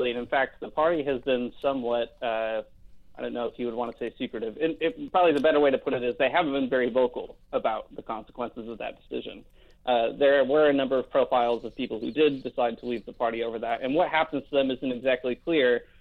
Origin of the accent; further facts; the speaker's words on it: United States; moved away as an adult; now in Canada; I'm originally American myself. I've lived here about five years now.